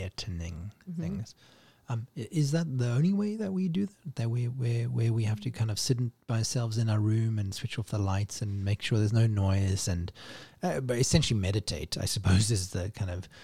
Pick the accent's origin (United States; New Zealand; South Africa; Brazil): South Africa; my house growing up in South Africa